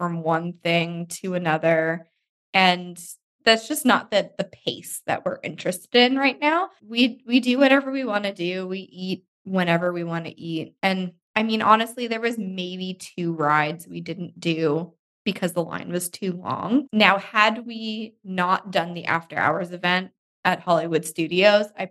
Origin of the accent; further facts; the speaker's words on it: Nova Scotia, Canada; we're from Nova Scotia, like the East Coast of Canada.